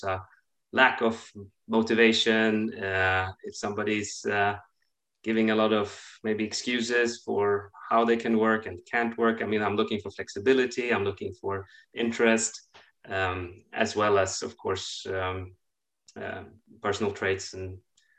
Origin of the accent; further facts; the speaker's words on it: Sweden; moved away as an adult; also born or lived in Russia / London, United Kingdom / Switzerland / Boston, United States; I'm from Sweden